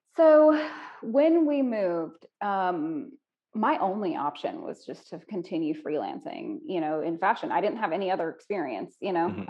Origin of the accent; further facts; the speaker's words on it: Pine Bluff, Arkansas, United States; I'm from Pine Bluff originally